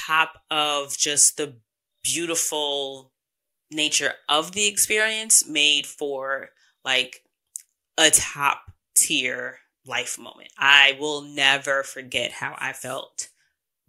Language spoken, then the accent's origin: English; New York, United States; I'm from New York